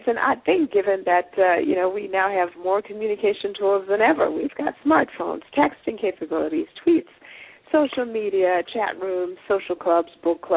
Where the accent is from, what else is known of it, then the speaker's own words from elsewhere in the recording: Zimbabwe; We're both from Zimbabwe